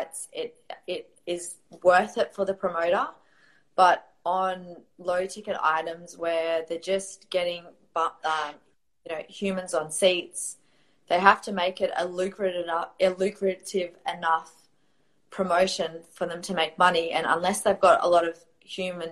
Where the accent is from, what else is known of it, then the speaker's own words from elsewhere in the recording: Australia; also born or lived in Riyadh, Saudi Arabia; I am from Australia.